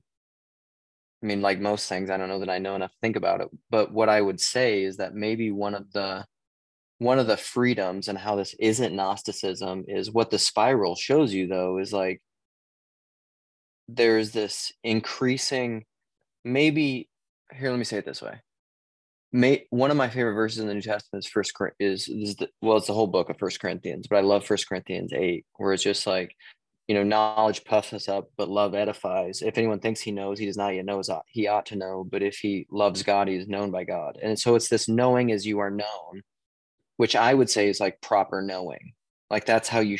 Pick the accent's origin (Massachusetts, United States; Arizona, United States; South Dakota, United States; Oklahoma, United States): South Dakota, United States; Western; moved away as an adult; now in Minneapolis, United States; I was born and raised in the state of South Dakota